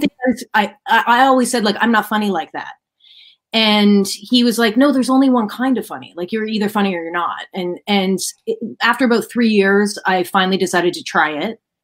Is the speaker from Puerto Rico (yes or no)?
no; Ottawa, Ontario, Canada; I am from Ottawa, which is the capital city of Canada